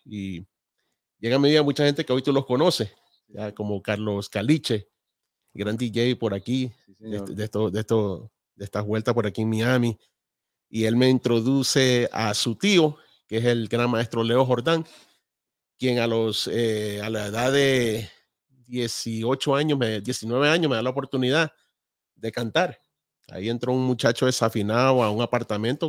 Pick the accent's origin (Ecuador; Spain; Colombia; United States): Ecuador; Balzar, Guayas; Nosotros somos de Ecuador de un pueblo a dos horas de Guayaquil, de la costa. Eh, se llama Balsar, a quien amo mucho